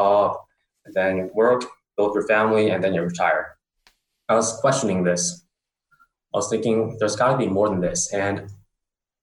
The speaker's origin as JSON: {"language": "English", "town": "San Francisco", "region": "California", "country": "United States", "tie": "born or raised there", "also_born_or_lived": "Bangkok, Thailand", "moved": "as an adult", "said": "I'm originally from San Francisco, California"}